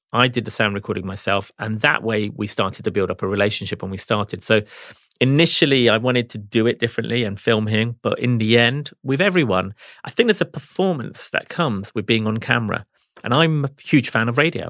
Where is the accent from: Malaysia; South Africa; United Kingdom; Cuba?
United Kingdom; England; I grew up in England, so I'm a football fan